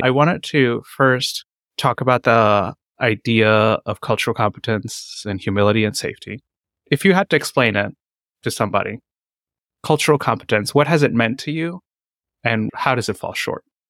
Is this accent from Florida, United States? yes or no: no; North Carolina, United States; moved away as an adult; also born or lived in Seattle, Washington; I'm also a doctor that grew up mostly in North Carolina, and then I came to Seattle, Washington to do residency